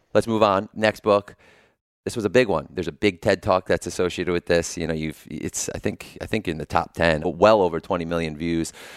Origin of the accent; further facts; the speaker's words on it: New Haven, Connecticut, United States; I'm from New Haven